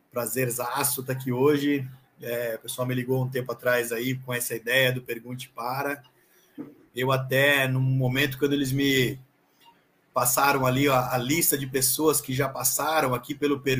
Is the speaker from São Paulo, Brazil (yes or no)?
no; Florianópolis, Santa Catarina, Brazil; Cara, eu sou, como você falou, sou catarinense, sou de Floripa.